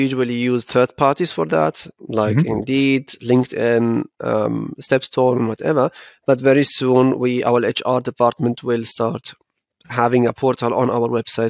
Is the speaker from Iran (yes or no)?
no; Frankfurt, Hesse, Germany; To be honest, I'm from Frankfurt, I'm from Hessen, and I know that we are way behind.